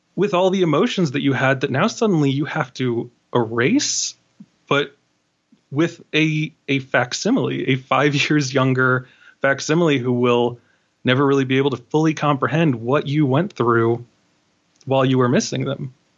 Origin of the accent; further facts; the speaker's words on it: New York City, New York, United States; I'm from Queens